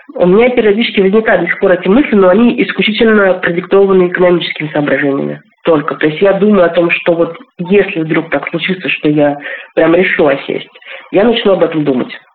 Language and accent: Russian; Bugulma, Tatarstan, Russia; moved away as an adult; also born or lived in Moscow / Nepal / Colombia; Я живу в городе под названием Бугульма. Это мой родной город